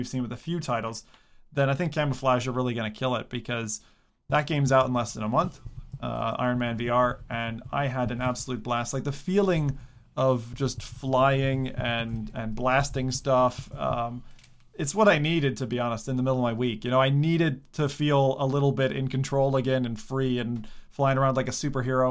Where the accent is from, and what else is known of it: United States; also born or lived in Alaska